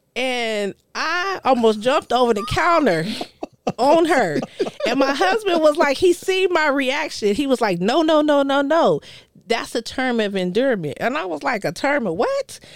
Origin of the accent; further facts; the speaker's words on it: Colorado, United States; moved away; I'm from Colorado.